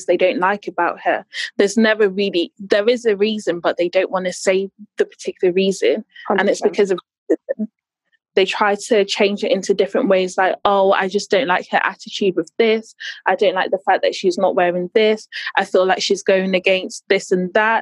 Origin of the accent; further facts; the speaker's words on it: United Kingdom; we are citizens of this country as Black British women